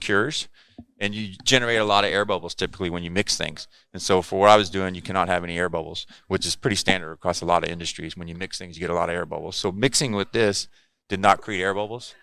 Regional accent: South Texas, United States; moved away as an adult; also born or lived in Corpus Christi, Texas; now in California, United States; I grew up in South Texas surfing

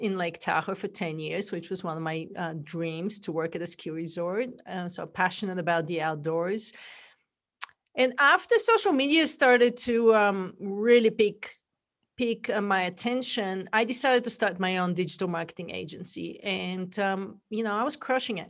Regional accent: Bulgaria; accent: funky accent; English is a second language; moved away as an adult; now in United States; I'm originally from Bulgaria. That's where the accent is from

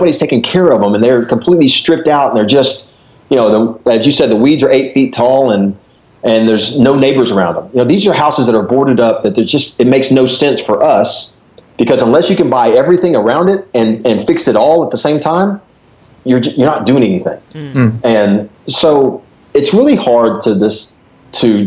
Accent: Dallas, Texas, United States; now in Memphis, United States; I was born and raised in Dallas. I'm a, you know, whatever, a Texan

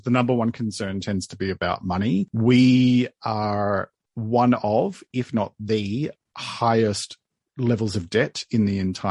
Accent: Sydney, New South Wales, Australia; moved away as an adult; also born or lived in Melbourne, Australia; I was born and bred in Sydney, moved to Melbourne, our second biggest city in Australia, moved there in 2001

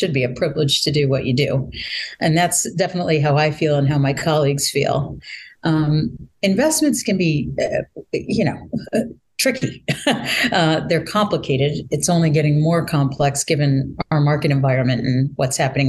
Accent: Boston, Massachusetts, United States; moved away as an adult; also born or lived in Baltimore, Maryland; I'm actually a Bostonian and Massachusetts person for a very long time

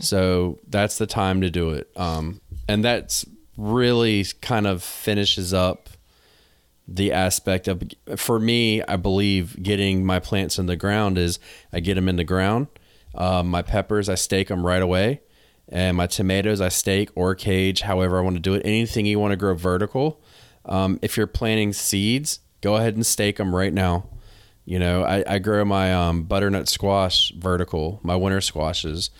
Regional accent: North Carolina, United States; moved away as an adult; now in New England, United States; I'm from North Carolina

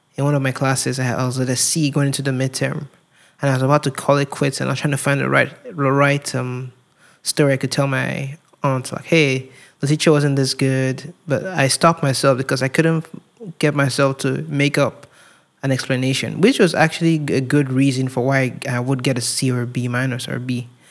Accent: Nigeria; moved away as an adult; growing up in Nigeria

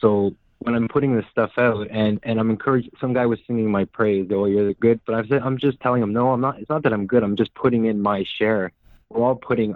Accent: Canada; I was born in Canada, but my father is Hungarian, so European

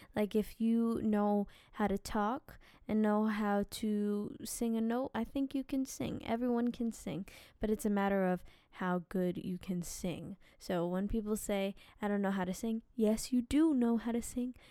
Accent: New Jersey, United States; we lived in New Jersey

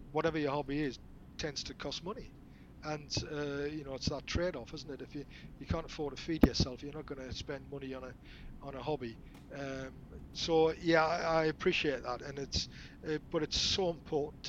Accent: Newcastle upon Tyne, North East England, United Kingdom; I'm a Geordie.

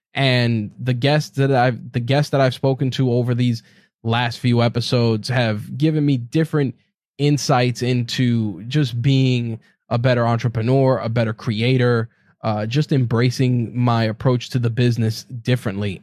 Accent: New York, United States; As a New Yorker

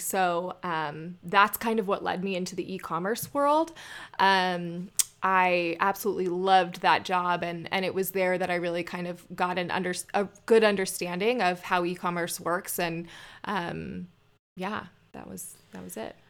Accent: Scottsdale, Arizona, United States; I grew up in Scottsdale.

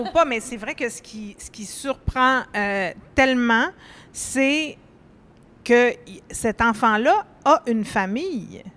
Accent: Laurentides, Quebec, Canada; moved away; je viens d'un lieu paradisiaque, là, je viens des Laurentides

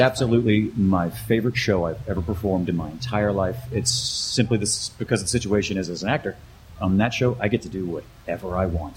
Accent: Mississippi Gulf Coast, United States; also born or lived in upstate New York; now in Chicago, United States; I'm originally from the Mississippi Gulf Coast.

